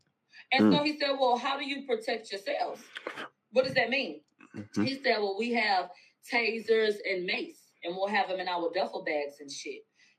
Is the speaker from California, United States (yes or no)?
no; Houston, Texas, United States; I'm from Houston, Moniz.